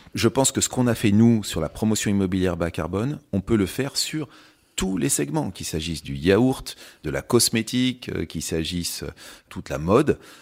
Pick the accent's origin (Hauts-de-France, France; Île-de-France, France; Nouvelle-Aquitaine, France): Nouvelle-Aquitaine, France; Châtellerault; moved away as an adult; also born or lived in London; je venais surtout de, de Châtellerault, qui est, la ville euh, voilà où j'ai où j'ai grandi